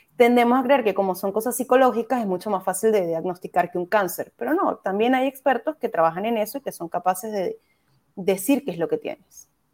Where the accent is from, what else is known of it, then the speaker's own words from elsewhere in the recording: Caracas, Capital District, Venezuela; moved away as an adult; now in Chile; yo soy venezolana, soy de Caracas soy de Katia específicamente